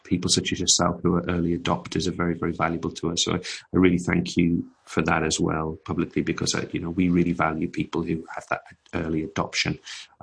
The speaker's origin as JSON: {"language": "English", "country": "United Kingdom", "said": "as British people, we're quite accustomed to travelling and visiting."}